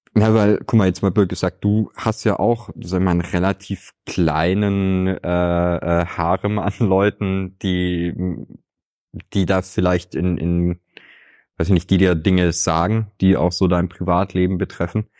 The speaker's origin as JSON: {"language": "German", "region": "Swabia", "country": "Germany", "said": "Ich könnte dir als Schwabe"}